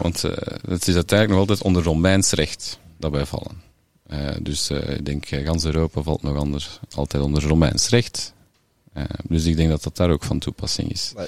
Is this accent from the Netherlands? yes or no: no; Flemish Brabant, Flanders, Belgium; moved away as an adult; also born or lived in Sint-Amandsberg / Ghent; now in Melle, Belgium; ik kom van Vlaams-Brabant